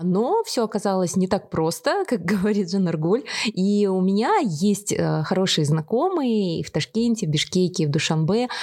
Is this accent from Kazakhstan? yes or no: yes; Kazakhstan; мы из Казахстана